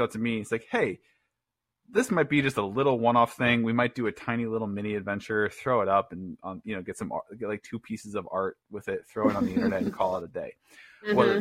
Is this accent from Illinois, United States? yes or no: yes; Chicago, Illinois, United States; also born or lived in Cincinnati area; now in Cincinnati, United States; We're both from Chicago originally. Rick still lives there. I live with my family in the greater Cincinnati area currently